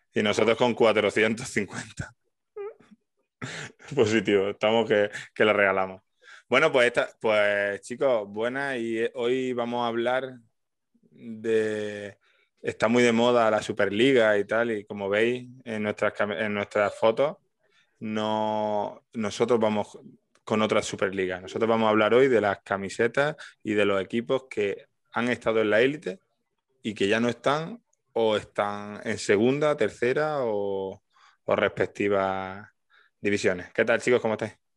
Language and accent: Spanish; Alcalá la Real, Andalusia, Spain; si tú tenías una del Atleti de Bilbao en un pueblo de Jaén, en Alcalá